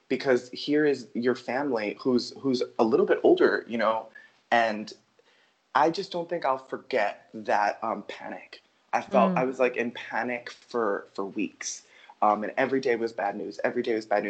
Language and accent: English; New York City, New York, United States; I've been in New York City, my hometown, since February